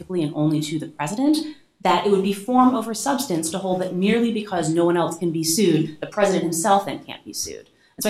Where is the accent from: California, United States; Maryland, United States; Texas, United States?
Maryland, United States; Baltimore; I was born and bred in Baltimore.